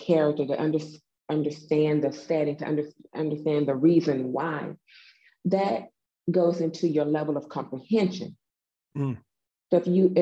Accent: the South, United States; accent: Southern; I am from the South. I'm a whole Southern lady

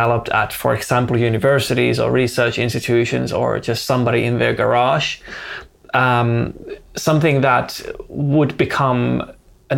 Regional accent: Finland; also born or lived in Helsinki; I live in Helsinki. I'm based there. I'm born and raised in Finland

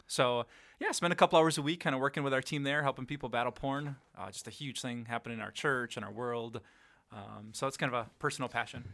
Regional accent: Green Bay, Wisconsin, United States; also born or lived in Sheboygan, Wisconsin / Madison, Wisconsin; now in Appleton, United States; when I was two, we moved to Green Bay, so that was really hometown for me.

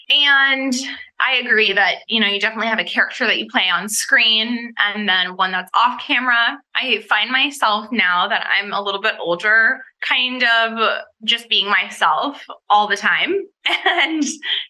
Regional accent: Laguna Beach, California, United States; now in Los Angeles, United States; I moved up to Los Angeles from Laguna Beach

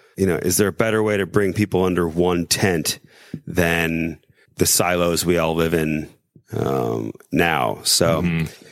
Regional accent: South Bend, Indiana, United States; We we come from South Bend

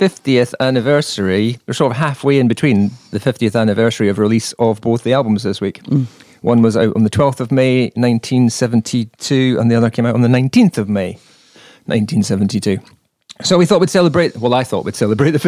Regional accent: Edinburgh, Scotland, United Kingdom; I'm from Edinburgh

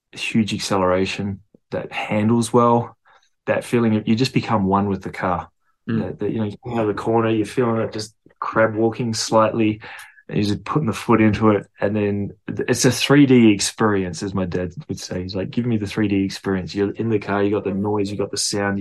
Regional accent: Perth, Western Australia, Australia; I'm from Perth, Australia

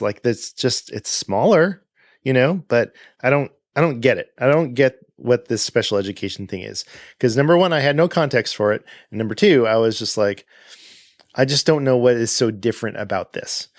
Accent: Southern California, United States; moved away as an adult; also born or lived in Pasadena; now in Atlanta, United States; I grew up in Southern California.

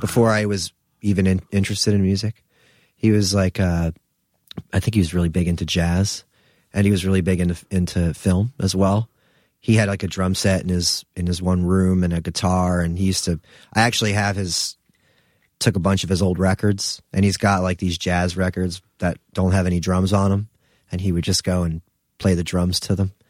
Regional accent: New Jersey, United States; moved away as an adult; also born or lived in Philadelphia / Brooklyn; I'm from Jersey

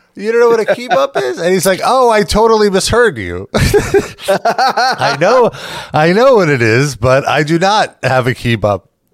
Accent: New York, United States; being from New York

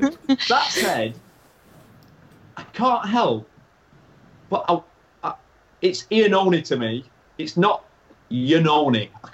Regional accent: England, United Kingdom; We're English

